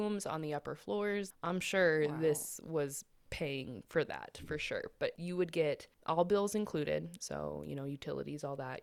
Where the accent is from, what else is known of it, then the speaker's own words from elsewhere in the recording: Colorado, United States; We're from Colorado